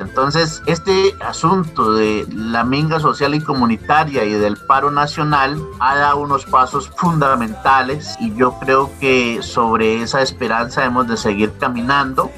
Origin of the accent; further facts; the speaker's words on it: Colombia; debemos de hacer como ciudadanos, como colombianos